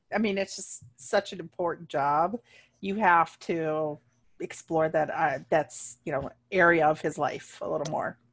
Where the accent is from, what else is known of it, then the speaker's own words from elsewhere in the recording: Ohio, United States; moved away; back home where I grew up in Ohio